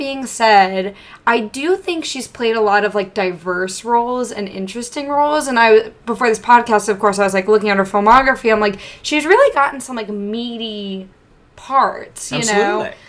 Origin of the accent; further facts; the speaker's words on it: Charlotte, North Carolina, United States; I grew up in Charlotte.